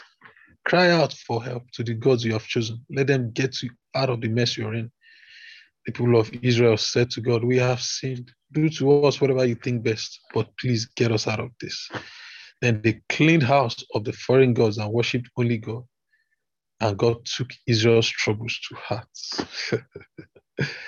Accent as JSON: {"language": "English", "country": "Nigeria", "said": "As a Nigerian"}